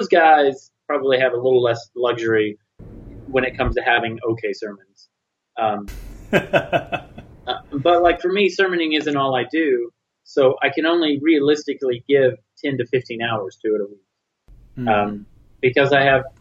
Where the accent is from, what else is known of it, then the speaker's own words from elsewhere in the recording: United States; as an American Christian